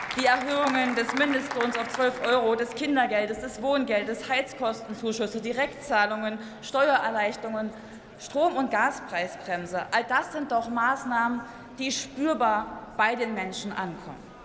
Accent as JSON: {"language": "German", "region": "East Germany", "country": "Germany", "said": "als Ostdeutsche"}